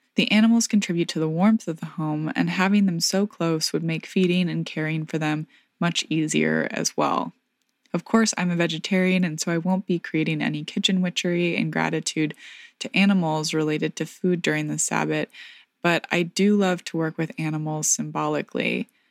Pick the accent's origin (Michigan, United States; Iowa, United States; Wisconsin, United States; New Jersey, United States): Michigan, United States; rural southwest; my hometown in rural southwest Michigan